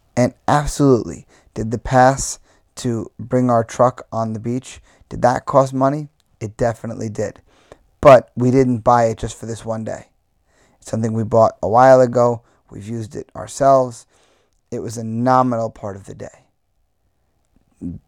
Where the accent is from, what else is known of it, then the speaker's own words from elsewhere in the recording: Long Island, New York, United States; as a New Yorker, where, you know, living on Long Island, I could go to the beach whenever I wanted my whole life